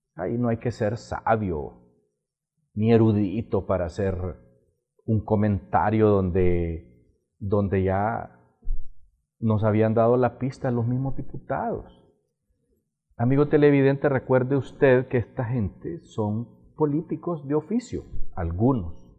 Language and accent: Spanish; Honduras